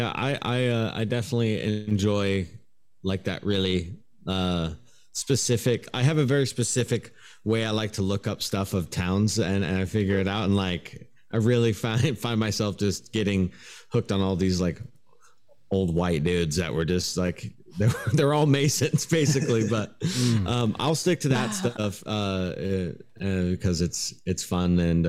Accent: Portland, United States; First of all, hey, I am from Portland.

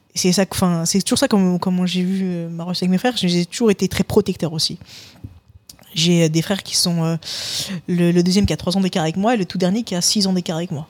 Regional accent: Paris suburbs, Île-de-France, France; now in Toulouse, France; j'ai grandi euh, dans, bah, littéralement en banlieue parisienne

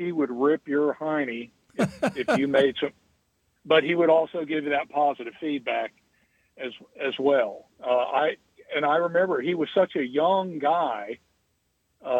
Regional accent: Merritt Island, Florida, United States; I was from Merritt Island

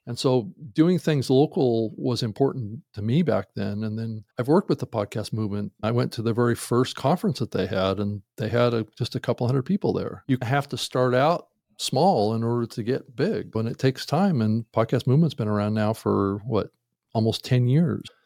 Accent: Seattle, Washington, United States; moved away; I'm actually from Seattle originally

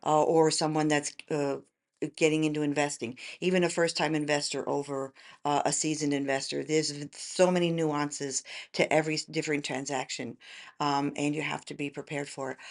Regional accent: New York metro area suburbs, United States; moved away as an adult; also born or lived in Tennessee; now in McKinney, United States; originally I'm from New York

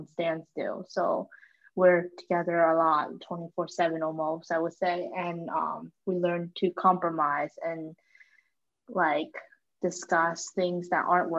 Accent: Mechanicsburg, Pennsylvania, United States; moved away as an adult; now in Washington, DC, United States; my hometown is in Pennsylvania, Mechanicsburg specifically.

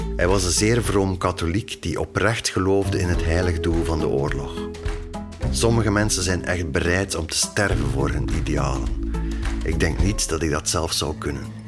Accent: Woesten, Flanders, Belgium; Woesten is het dorp waar ik opgroeide en waar mijn ouders nog steeds wonen

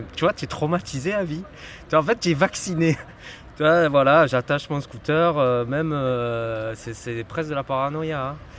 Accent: Marseille, Provence-Alpes-Côte d'Azur, France; j'ai grandi là, mes parents, ils habitent là. Voilà, hein, j'ai grandi ici

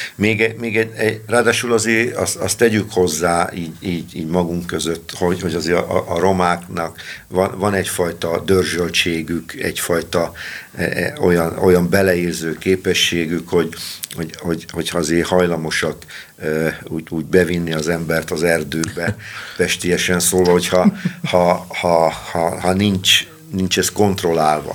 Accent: Balassagyarmat, Nógrád, Hungary; én gyarmati származású vagyok, ismer mindenki, főleg a romák

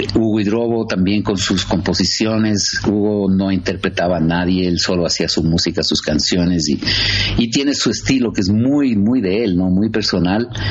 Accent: Quito, Pichincha, Ecuador; also born or lived in United States; nací aquí. Sí, soy, soy quiteño

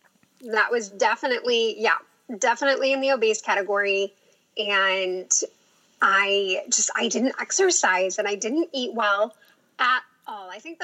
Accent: Sacramento, California, United States; moved away as an adult; now in Portland, United States; So I grew up in Sacramento, California.

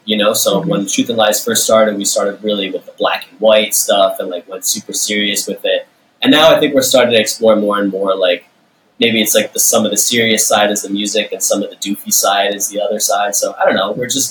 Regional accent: Westchester, New York, United States; I was born in the city. I've always been around New York. I grew up in Westchester

